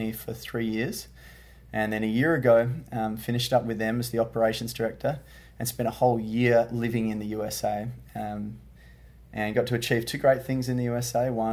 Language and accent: English; Perth, Western Australia, Australia; I hail from Perth, Australia, which is the west coast of Australia